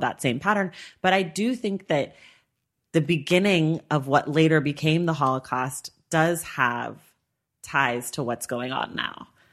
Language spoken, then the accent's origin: English; United States; I was born in America, so I am an American citizen